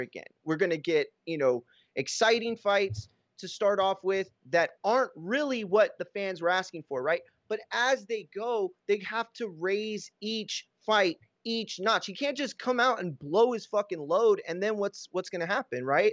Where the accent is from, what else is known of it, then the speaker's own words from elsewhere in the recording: Texas, United States; growing up in Texas